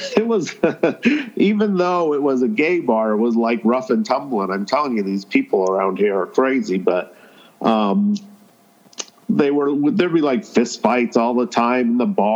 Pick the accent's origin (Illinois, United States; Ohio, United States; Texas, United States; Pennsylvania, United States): Pennsylvania, United States; Helfenstein; moved away; I grew up in Pennsylvania when I was a kid